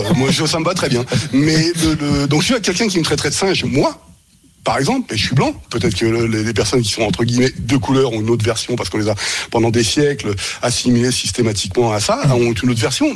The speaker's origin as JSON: {"language": "French", "country": "France", "also_born_or_lived": "Germany", "said": "lorsque j'étais en Allemagne, j'ai été victime de discrimination en tant que Français"}